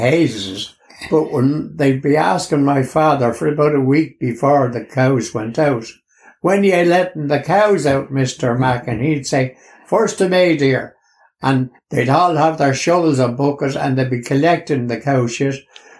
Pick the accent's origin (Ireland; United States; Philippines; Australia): Ireland; Dublin, Leinster; born there; I was born in the Rotunda Hospital in 1940.